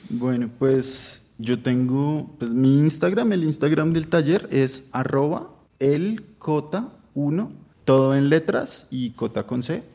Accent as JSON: {"language": "Spanish", "region": "Bogotá", "country": "Colombia", "said": "Yo soy de Suba, que eso pues es re en la nada"}